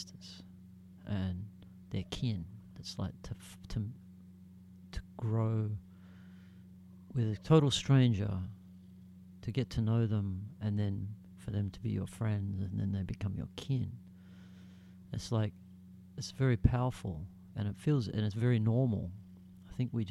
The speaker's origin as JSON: {"language": "English", "country": "Australia", "said": "I'm proud to be Australian"}